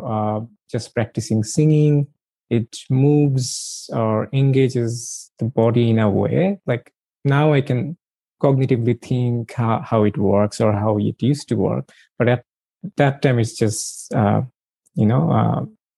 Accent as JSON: {"language": "English", "country": "Bangladesh", "tie": "born or raised there", "moved": "as an adult", "lives_now": "Melbourne, Australia", "said": "I grew up in Bangladesh and in a joint family."}